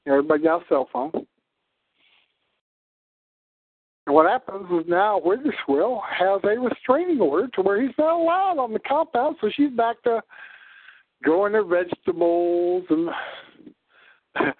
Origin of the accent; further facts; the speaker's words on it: South Dakota, United States; I'm a Southerner. I'm from South Dakota.